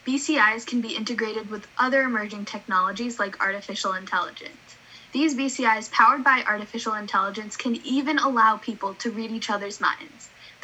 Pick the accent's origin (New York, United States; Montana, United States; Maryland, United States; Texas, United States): New York, United States; Long Island; I'm 15 years old from Long Island, New York.